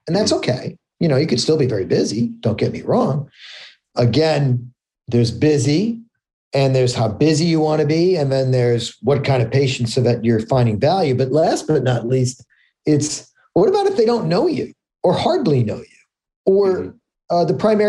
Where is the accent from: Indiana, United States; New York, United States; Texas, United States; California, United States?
New York, United States; New York City; I grew up in New York City